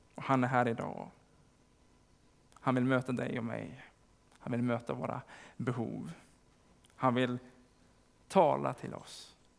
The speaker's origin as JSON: {"language": "Swedish", "town": "Sandviken", "region": "Gävleborg County", "country": "Sweden", "said": "i Sandviken där jag kommer ifrån"}